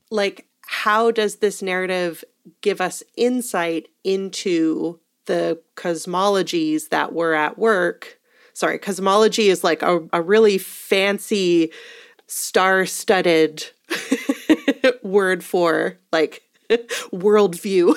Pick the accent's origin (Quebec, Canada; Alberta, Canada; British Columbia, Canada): Alberta, Canada; Edmonton; I was born in Edmonton.